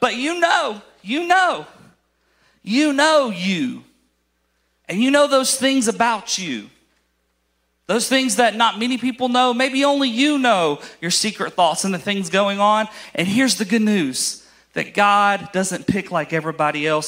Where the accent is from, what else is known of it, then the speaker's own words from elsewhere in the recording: Alabama, United States; I am from Alabama